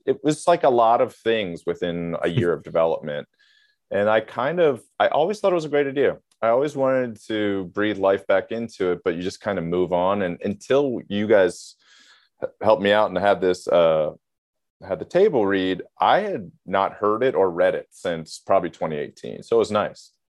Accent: Maryland, United States; I grew up in Maryland

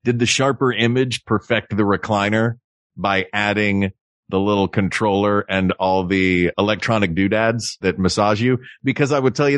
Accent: the South, United States; I grew up in the South in the 90s

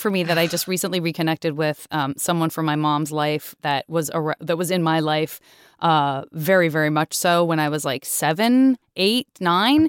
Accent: Tucson, Arizona, United States; I was growing up in Tucson, which is also a very car culture town

